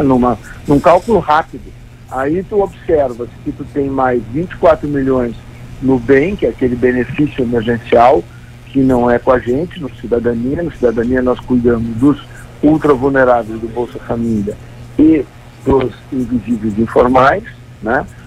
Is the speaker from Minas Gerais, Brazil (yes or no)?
no; Gaúcho, Rio Grande do Sul, Brazil; Eu como gaúcho